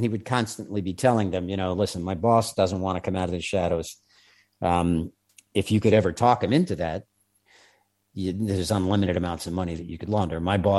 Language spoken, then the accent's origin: English; New York, United States; accent: New York; native New Yorkers, which I happen to be one of, but I was embarrassed out of my New York accent long ago.